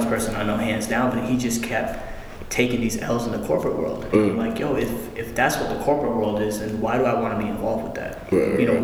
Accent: Boston, Massachusetts, United States; I grew up in Boston, in the Boston area.

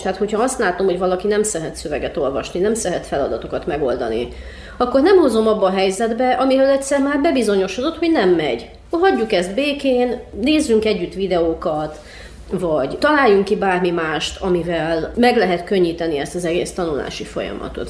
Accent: Cluj-Napoca, Cluj County, Romania; én Kolozsváron nőttem fel, és én jártam román iskolába is

